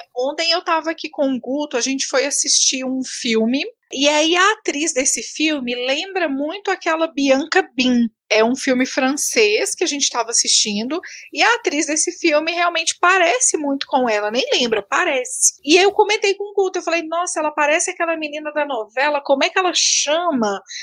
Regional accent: Patos de Minas, Minas Gerais, Brazil; now in Brasília, Brazil; moro em Brasília, sou de Patos de Minas, né? Mas moro em Brasília

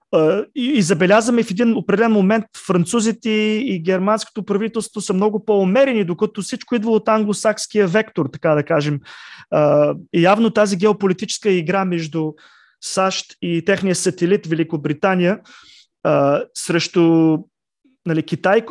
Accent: Plovdiv, Plovdiv Province, Bulgaria; аз лично съм от Пловдив

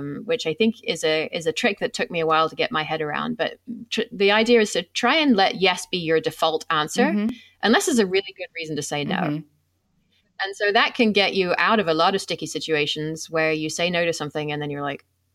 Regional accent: England, United Kingdom; moved away; I come from England

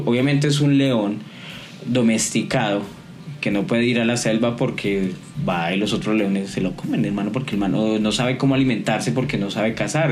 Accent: Colombia

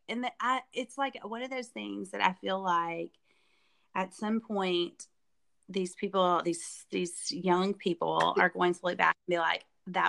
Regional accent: Arkansas, United States; Yeah, you remember, I grew up in Arkansas.

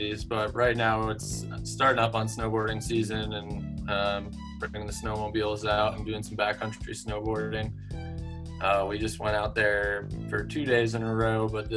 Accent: Tivoli, New York, United States; moved away as an adult; I grew up in New York

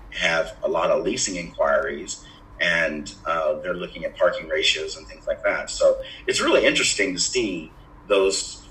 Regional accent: United States; also born or lived in Ireland / Ohio / New York; I was raised in Ohio and New York, here in the United States.

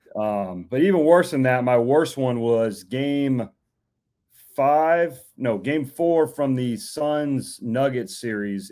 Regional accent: Orlando, Florida, United States; moved away as an adult; now in Memphis, United States; I'm originally from Orlando, Florida, lived there pretty much my whole life

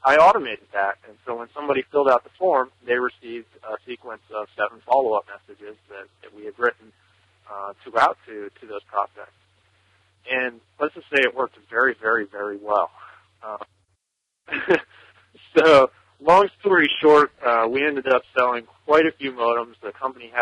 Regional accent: Newtown, Pennsylvania, United States; I'm from Newtown, Pennsylvania, in the United States.

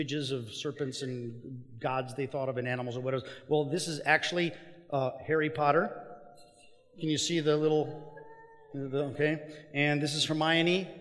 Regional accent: Mexico; moved away; I grew up in Mexico

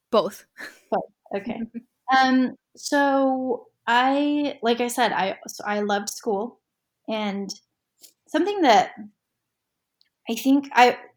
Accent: Orem, Utah, United States; UVU, which is just down the street from my house where I grew up in Orem.

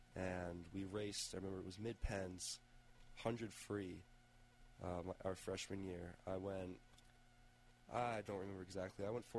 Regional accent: Harrisburg, Pennsylvania, United States; So I'm from Harrisburg, by the way.

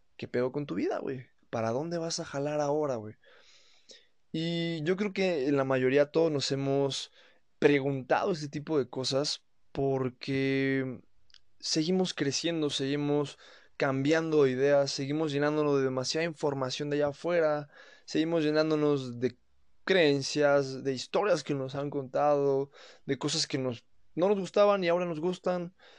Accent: Mexico; soy mexicano

